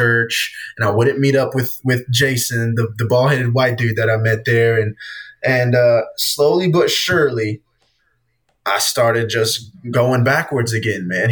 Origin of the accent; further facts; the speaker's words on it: Easley, South Carolina, United States; my hometown, in Easley around Greenville